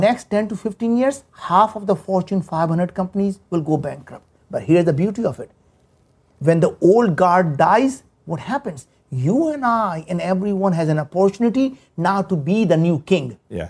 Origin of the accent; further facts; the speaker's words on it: India; moved away as an adult; now in United States; we grew up in India. There were times we didn't have food to eat. We didn't have, you know, we moved from village to village. And I came to the United States 35 years ago